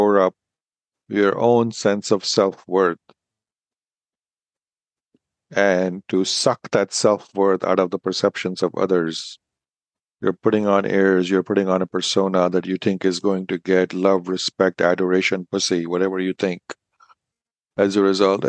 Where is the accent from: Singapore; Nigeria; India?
India; Being an Indian man